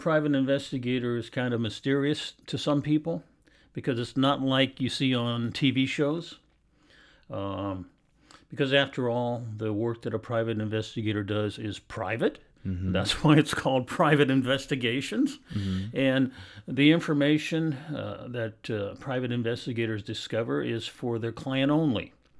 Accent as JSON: {"language": "English", "town": "Portland", "region": "Oregon", "country": "United States", "tie": "born or raised there", "said": "I was born and raised here in Portland, Oregon. I went to Franklin High School, which is in Southeast Portland."}